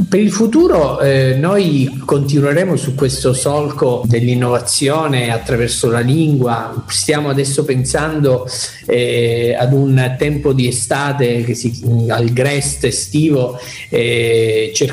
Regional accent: Palermo, Sicily, Italy; now in Messina, Italy; Io, come tu sai, sono palermitano e, ehm, e quindi mm, sono, sono, stato adottato da questa città, ormai ci vivo da 15 anni

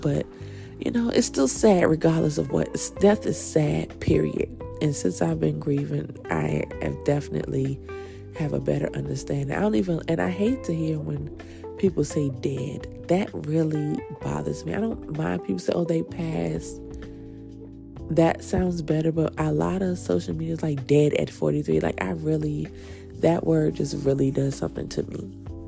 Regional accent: Virginia, United States; also born or lived in New Jersey, United States / Washington, D.C., United States; growing up in Jersey and growing up in DC, it was hard saying you from Virginia, because people were like, oh, you country, you this.

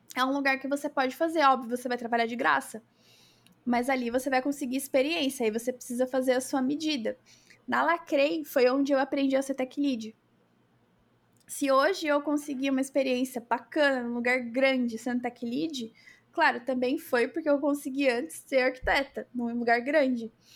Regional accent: Brazil

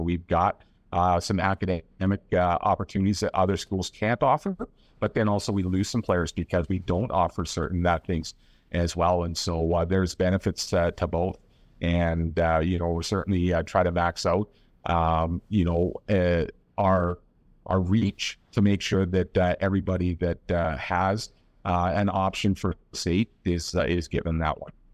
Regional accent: Nanaimo, British Columbia, Canada; moved away; that was my hometown.

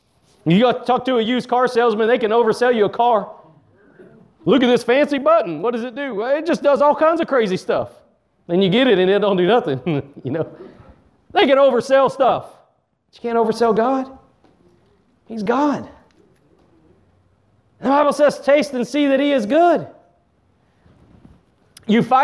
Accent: Texas, United States; I'm from Texas

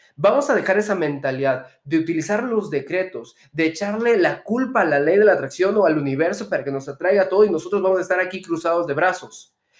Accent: Mexico; soy empresario mexicano

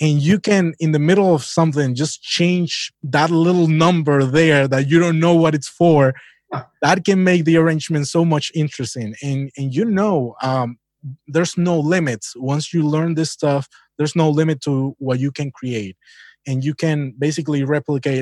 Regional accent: Holguín, Cuba; moved away; my hometown is Holguín. That's province east of Cuba.

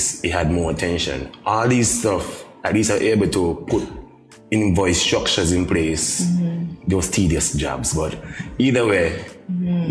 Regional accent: Middle Island, Saint Kitts, St. Kitts & Nevis; I grew up in Middle Island

